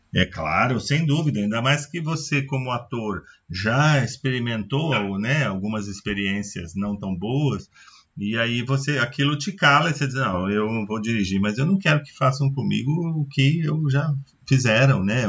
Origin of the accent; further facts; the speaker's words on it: Brazil; a gente é brasileiro